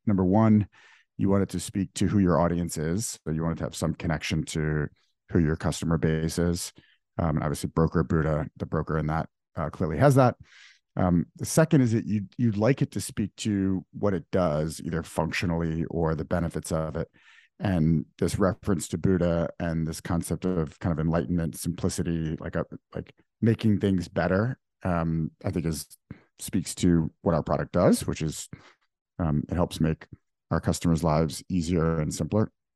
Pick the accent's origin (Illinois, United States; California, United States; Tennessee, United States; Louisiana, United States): Louisiana, United States; New Orleans; moved away as an adult; also born or lived in Dubai; now in New York, United States; I grew up in New Orleans. Um, was born in Dubai, moved to New Orleans at age three, lived there for fifteen years through, through high school